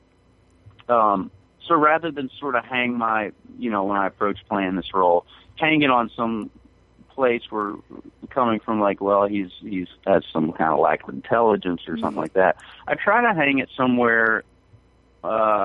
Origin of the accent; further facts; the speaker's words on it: Arkansas, United States; accent: Arkansas draw; moved away as an adult; also born or lived in Canada; now in New York City, United States; I'm not a native New Yorker. I grew up in Arkansas